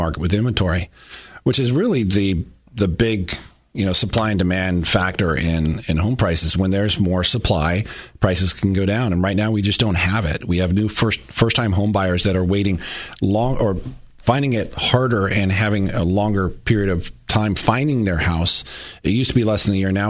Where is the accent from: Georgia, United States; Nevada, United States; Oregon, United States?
Oregon, United States; I was born in Oregon